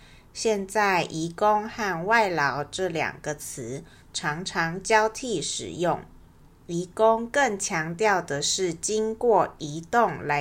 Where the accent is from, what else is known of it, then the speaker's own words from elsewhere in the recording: Taichung, Taiwan; 像是我是台中人，